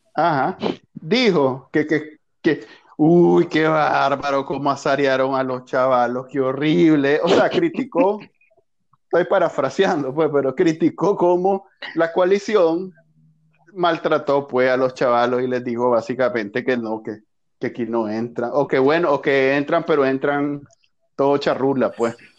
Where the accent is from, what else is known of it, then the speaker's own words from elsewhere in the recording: Nicaragua; somos nicas